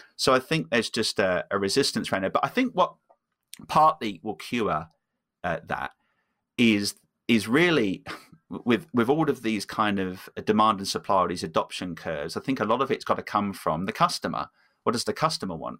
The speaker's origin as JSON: {"language": "English", "region": "England", "country": "United Kingdom", "also_born_or_lived": "Copenhagen", "moved": "yes", "said": "I'm originally from from England"}